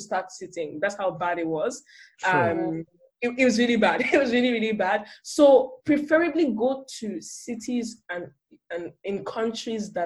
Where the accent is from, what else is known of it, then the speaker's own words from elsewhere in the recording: Nigeria; now in Germany; as a Nigerian